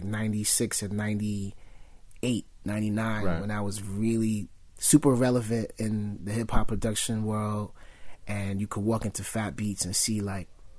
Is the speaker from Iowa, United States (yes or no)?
no; New York City, New York, United States; born and raised in Brooklyn.